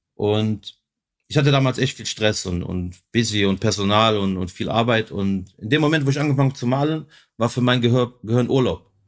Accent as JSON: {"language": "German", "country": "Germany", "tie": "born or raised there", "said": "Weil ich bin ja hier in Germany geboren, ich war hier in der Schule, aber du bist halt auch Kroate"}